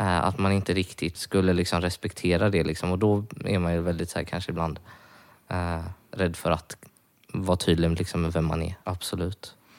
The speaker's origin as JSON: {"language": "Swedish", "town": "Varberg", "region": "Halland County", "country": "Sweden", "said": "jag kommer från Varberg"}